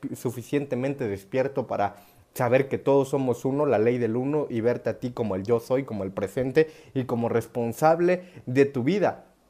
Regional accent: Oaxaca, Mexico; soy mexa, soy oaxaqueño

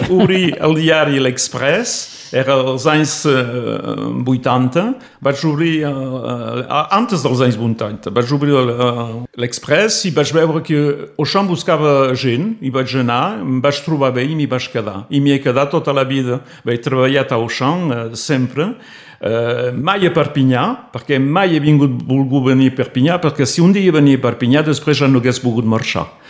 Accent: Torreilles, Occitania, France; first language Catalan; moved away as an adult; also born or lived in Toulouse / Alt Empordà; now in Prades, France; jo vaig néixer a Torrelles, eh? a la vora del mar

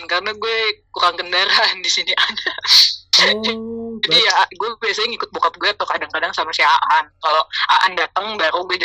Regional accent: Jakarta, Indonesia; also born or lived in Sentani / Bogor / Bandung; gue lahir di Jakarta gede di Jakarta dari TK sampai SMP terus SMP gue sempet SMP di Sentani setahun

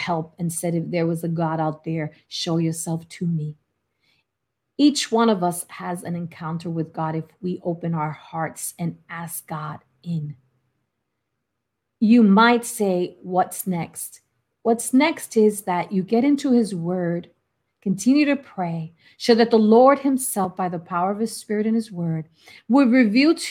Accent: New York City, New York, United States; moved away; also born or lived in Florida; I was from the Bronx in New York

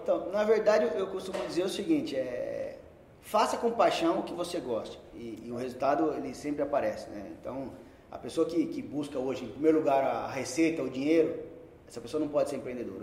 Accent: São Paulo, Brazil; Nasci em São Paulo, é, filho de comerciante, meu pai sempre teve padaria. Tá. Então, cresci vendo meu pai de segunda a segunda

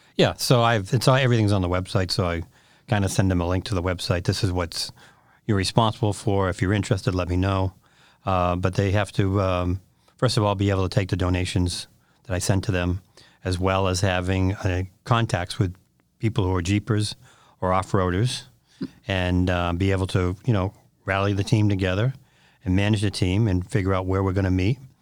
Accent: Westford, Massachusetts, United States; I grew up in Westford

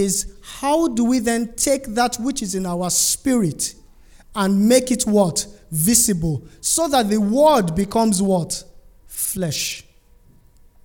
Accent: Nigeria; I'm from Nigeria

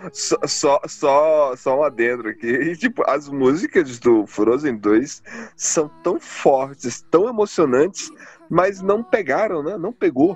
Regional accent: Pará, Brazil; o nordestino, no caso o paraense, esse que vos fala

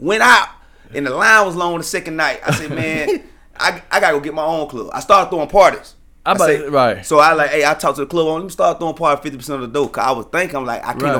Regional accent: Millen, Georgia, United States; also born or lived in Statesboro, Georgia; Statesboro, Millen, Georgia, my hometown.

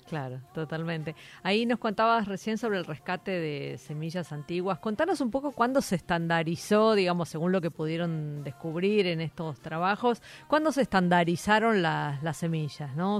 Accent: Buenos Aires, Argentina; como porteña

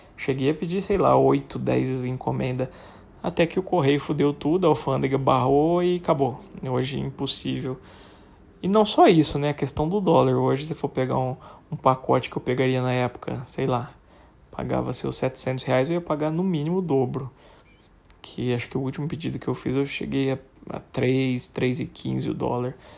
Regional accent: Guariba, São Paulo, Brazil; foi num posto lá na minha terrinha, Guariba

